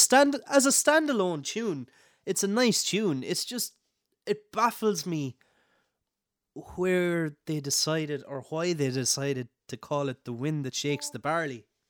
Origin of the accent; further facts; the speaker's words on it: Clare, Munster, Ireland; I'm from Clare, west of Ireland, it was all tunes growing up